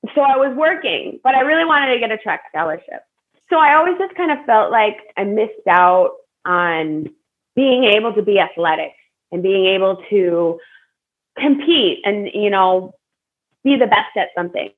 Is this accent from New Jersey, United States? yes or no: no; Buffalo Grove, Illinois, United States; I grew up in Buffalo Grove, Illinois. So it's a suburb right right outside of Chicago